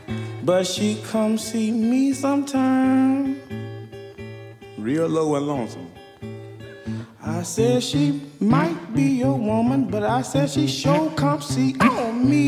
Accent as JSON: {"language": "English", "town": "Greenville", "region": "Georgia", "country": "United States", "said": "I am 22 years of age. I am from Greenville, Georgia. Yeah, it's a little town. Right here in the Peach State."}